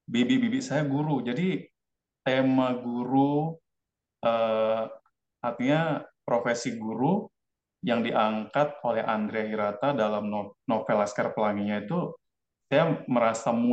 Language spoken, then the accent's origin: Indonesian; Pancor, West Nusa Tenggara, Indonesia; born there; Jadi saya lahir di desa Pancor, ada satu pom bensin di situ